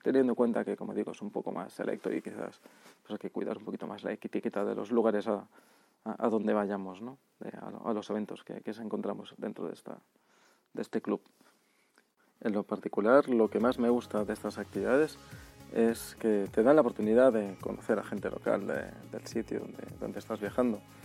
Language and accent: Spanish; Barcelona, Catalonia, Spain; now in São Paulo, Brazil; Barcelona, por ejemplo, que es de donde soy